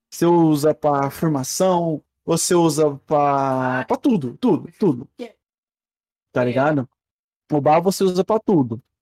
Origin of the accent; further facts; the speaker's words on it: Minas Gerais, Brazil; accent: mineiro; Por algum motivo que eu desconheço, eu perdi o sotaque mineiro, basicamente, foi.